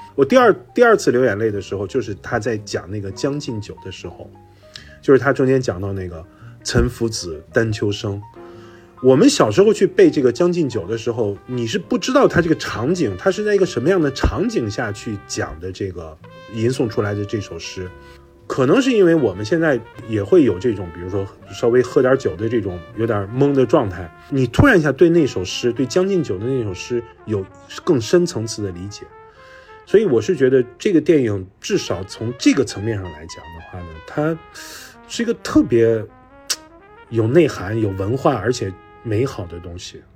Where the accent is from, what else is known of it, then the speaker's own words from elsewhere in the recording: Xi'an, Shaanxi, China; 我作为一个性感人